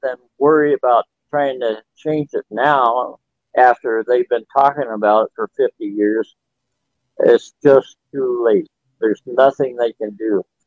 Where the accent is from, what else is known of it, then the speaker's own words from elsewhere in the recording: Phoenix, Arizona, United States; I was born in 1949 in Phoenix, Arizona